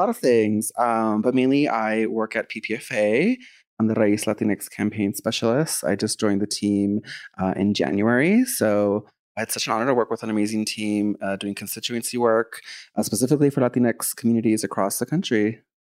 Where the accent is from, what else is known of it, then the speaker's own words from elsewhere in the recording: Texas, United States; I'm from Texas specifically